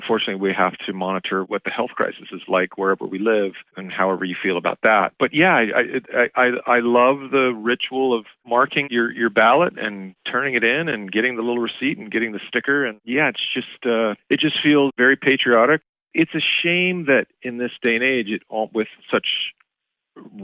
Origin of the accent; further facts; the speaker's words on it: Irvine, California, United States; also born or lived in Los Angeles; I would have been registered in Irvine in my hometown in Orange County